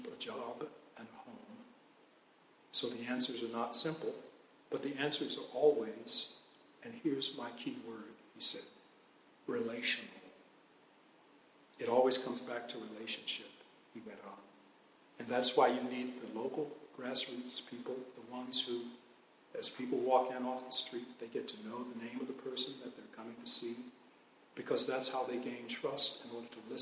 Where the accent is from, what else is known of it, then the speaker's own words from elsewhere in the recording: Atlanta, Georgia, United States; When I was a Boy Scout growing up in Atlanta